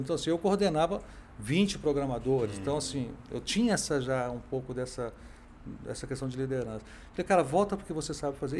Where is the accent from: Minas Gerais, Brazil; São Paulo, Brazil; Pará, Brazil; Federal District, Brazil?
Federal District, Brazil; Brasília; eu sou brasiliense